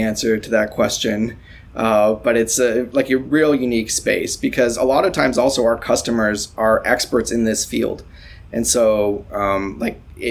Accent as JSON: {"language": "English", "town": "Toronto", "region": "Ontario", "country": "Canada", "said": "I am as Toronto a Toronto person you can be"}